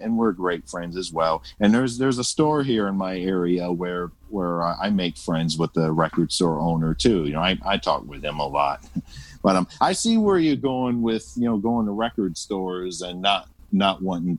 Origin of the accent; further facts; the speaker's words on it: Toledo, Ohio, United States; I was born and raised in Toledo, Ohio.